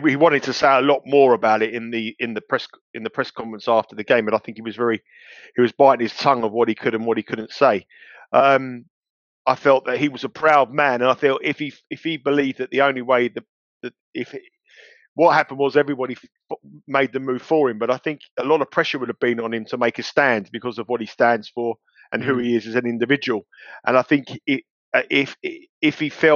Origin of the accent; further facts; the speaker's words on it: London, United Kingdom; when I was a kid growing up in London, in North London